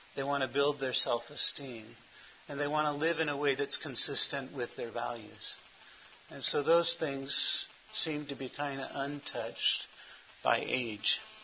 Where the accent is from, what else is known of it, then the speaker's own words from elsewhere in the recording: Los Angeles, California, United States; now in Phoenix, United States; I was born in Hollywood, California.